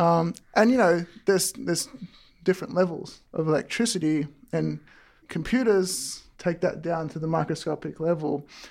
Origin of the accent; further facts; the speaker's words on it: Melton, Victoria, Australia; now in Walnut Creek, United States; originally I'm from, uh, the webs, western suburbs, uh, in Victoria, Australia